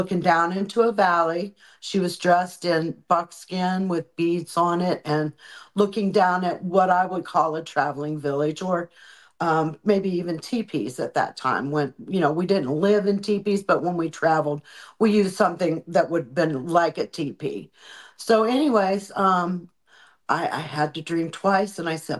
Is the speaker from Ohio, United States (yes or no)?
yes; Cambridge, Ohio, United States; I was raised in Ohio.